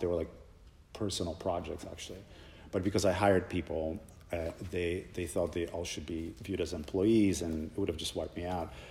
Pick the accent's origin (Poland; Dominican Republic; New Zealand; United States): Poland; moved away; I grew up in Poland